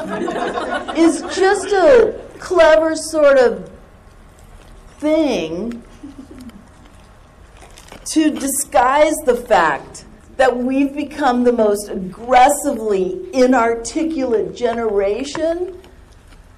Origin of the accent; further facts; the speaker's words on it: Southern California, United States; accent: surfer; I grew up in Southern California